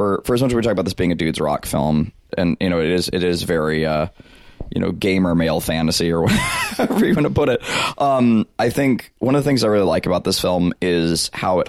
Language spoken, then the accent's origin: English; South Alabama, United States; I grew up in South Alabama